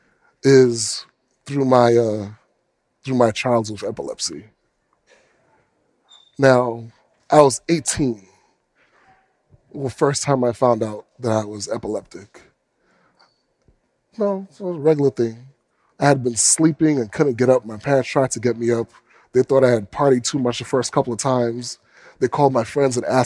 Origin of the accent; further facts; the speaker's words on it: United States; As a black man growing up in America